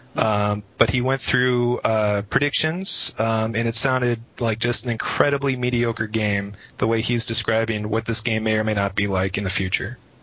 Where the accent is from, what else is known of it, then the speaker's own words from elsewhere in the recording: Minneapolis, Minnesota, United States; I was born and raised either in Minneapolis, or if you want to get all technical about it, a suburb of Minneapolis